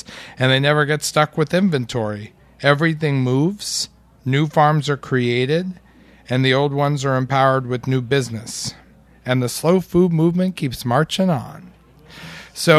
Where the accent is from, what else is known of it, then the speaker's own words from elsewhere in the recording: New York City, New York, United States; you, like me, are part of the select few people that are born and raised in New York City